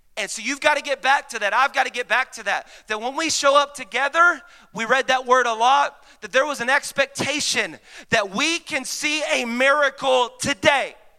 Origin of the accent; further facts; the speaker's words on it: Mesquite, Texas, United States; I grew up in Mesquite, uh, Texas